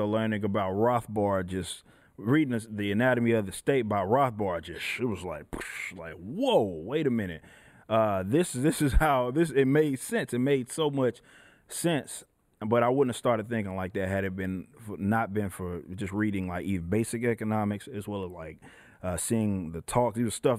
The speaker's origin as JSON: {"language": "English", "town": "Dallas", "region": "Texas", "country": "United States", "tie": "born or raised there", "said": "Yeah, so I grew up in Dallas, Texas."}